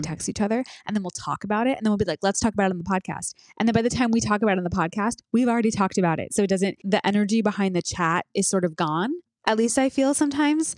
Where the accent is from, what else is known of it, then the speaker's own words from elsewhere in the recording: United States; we're American, too.